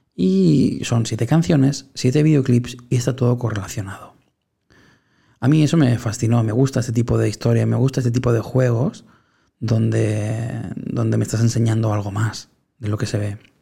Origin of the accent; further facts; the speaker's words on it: Spain; aquí en mi país, en España